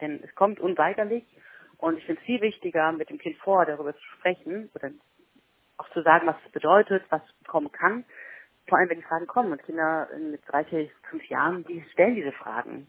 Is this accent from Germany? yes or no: yes; Mecklenburg-Vorpommern, Germany; bei uns in Mecklenburg-Vorpommern